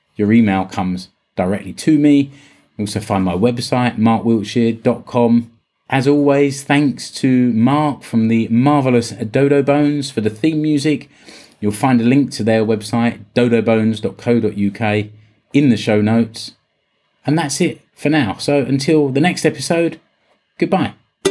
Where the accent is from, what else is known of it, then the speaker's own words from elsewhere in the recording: United Kingdom; now in Finland; I'm British.